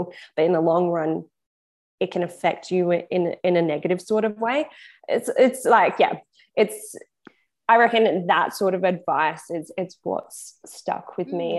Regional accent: Perth, Western Australia, Australia; we're both from Perth. We're both the same age.

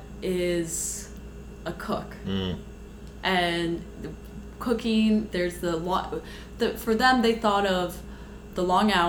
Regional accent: Markham, Ontario, Canada; also born or lived in Scarborough / Toronto; I grew up in Markham

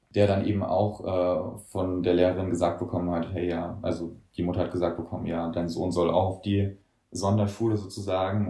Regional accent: Germany; bei uns in Deutschland

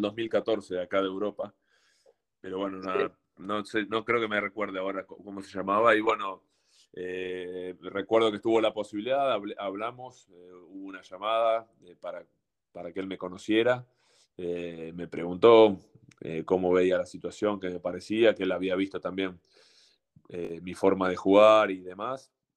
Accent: Argentina; moved away as an adult; also born or lived in Mexico / Turkey; como argentino

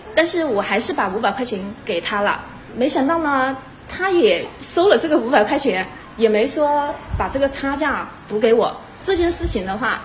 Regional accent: Changsha, Hunan, China; 我是一九八零年出生于弗兰长沙返乡镇的一个家庭，我们的家庭呢不是一个资深职家庭，也不是一个高干家庭，而是一个普通的农民家庭

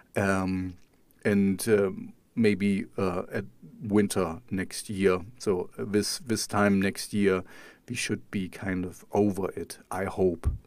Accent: East Germany, Germany; I grew up in East Germany.

